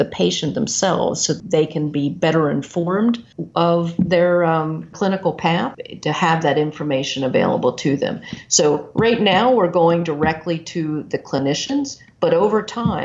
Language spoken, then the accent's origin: English; Maryland, United States; moved away as an adult; now in Iowa, United States; Yeah, so I'm from Maryland. Very proud to be from the East Coast